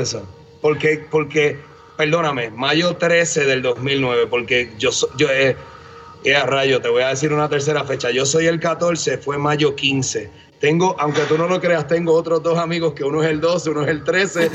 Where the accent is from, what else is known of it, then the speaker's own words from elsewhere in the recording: Bayamón, Puerto Rico; moved away as an adult; now in Denver, United States; Habiéndome, habiéndome criado en ciudad, ¿verdad? En Bayamón, toda mi vida